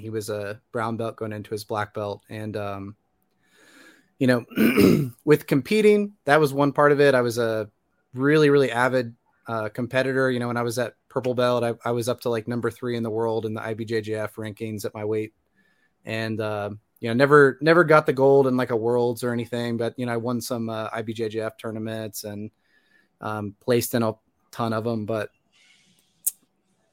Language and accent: English; Indiana, United States; moved away as an adult; now in Atlanta, United States; Originally from Indiana. I moved down to, currently I'm in Atlanta, Georgia.